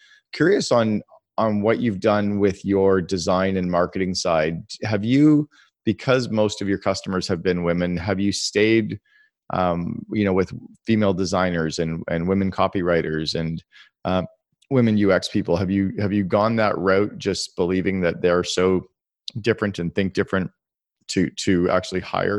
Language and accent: English; Vancouver, British Columbia, Canada; We're from Vancouver where Lulu started